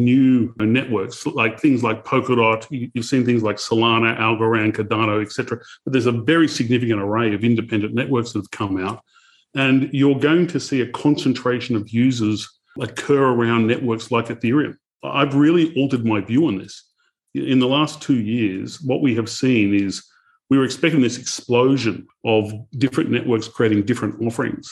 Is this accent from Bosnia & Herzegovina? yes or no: no; Australia; I'm Australian